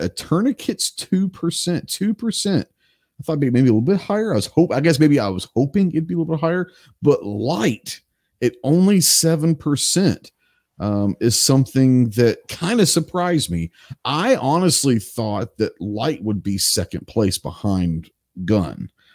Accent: Texas, United States; from the great state of Texas, my home state

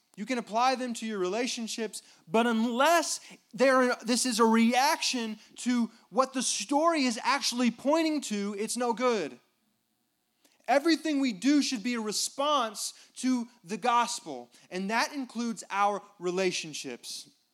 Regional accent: United States; I'm an American

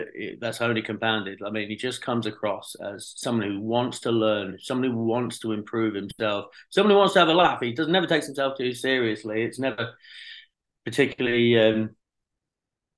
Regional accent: England, United Kingdom; I'm English. You know, I grew up 200 miles away. I mean, obviously not in London

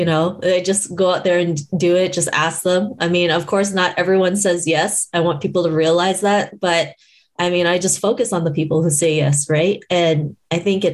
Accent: Toronto, Ontario, Canada; growing up in Toronto

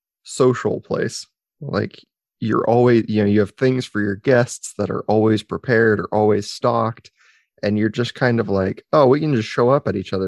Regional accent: United States; the American culture that we have

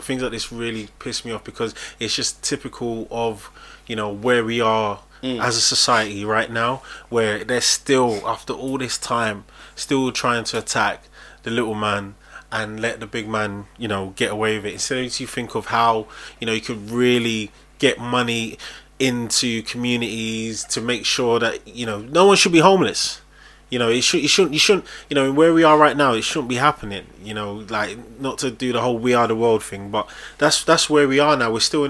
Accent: Nigeria; I'm Nigerian. Oh yeah, I'm Nigerian.

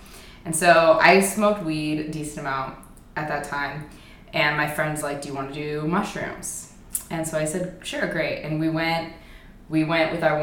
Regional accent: near Lake Tahoe, Nevada, United States; I grew up in like near Tahoe.

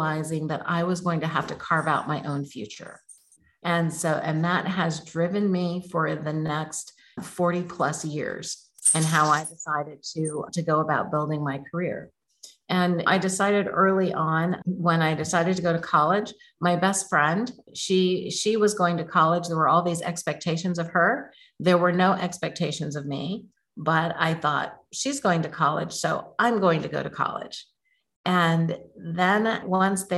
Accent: Oakland, California, United States; I grew up in Oakland, California, not the good part at that time

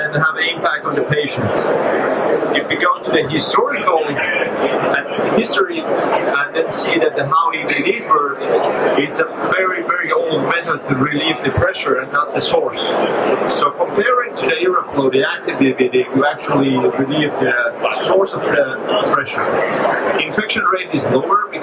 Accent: Helsinki, Uusimaa, Finland; I come from Finland, Helsinki. We are a small country

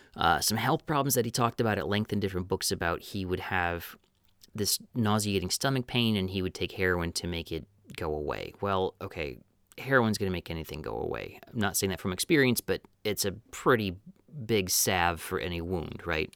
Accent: Wisconsin, United States; growing up in Wisconsin, where I didn't want to be in the small town

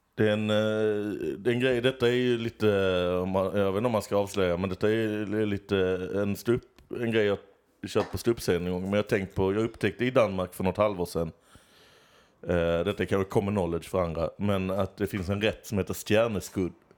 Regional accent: Lund, Skåne, Sweden; Jag är från Lund.

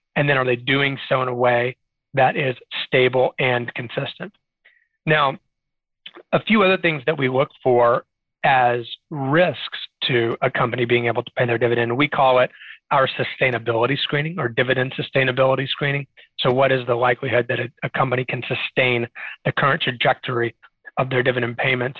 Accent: Arlington, Texas, United States; also born or lived in Austin, Texas; now in San Antonio, United States; I have been a Texas native my whole life. So I grew up in the Dallas Fort Worth area in Arlington, Texas

